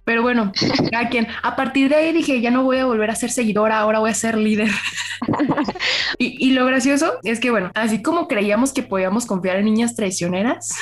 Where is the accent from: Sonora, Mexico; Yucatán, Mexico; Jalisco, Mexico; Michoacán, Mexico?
Sonora, Mexico; now in Guadalajara, Mexico; yo crecí en Sonora